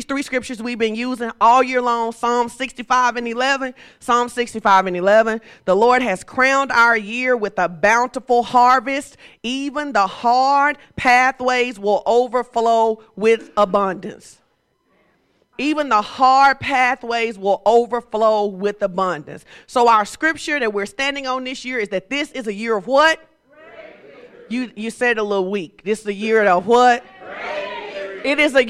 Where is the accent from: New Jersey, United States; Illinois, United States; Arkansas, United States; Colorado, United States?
Arkansas, United States; Fordyce; I'm from Fordyce, okay? And I grew up in a place where my grandma was like